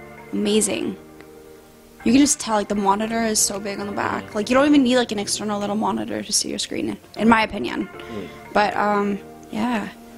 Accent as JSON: {"language": "English", "region": "New York", "country": "United States", "said": "And, like, as a New Yorker, I just wanna, like, flick him off and punch him."}